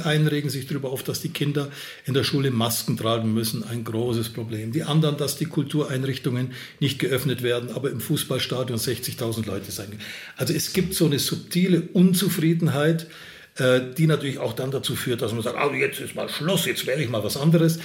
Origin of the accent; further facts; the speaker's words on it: Upper Franconia, Bavaria, Germany; Oberfranken ist noch schöner, äh, da wo ich herkomme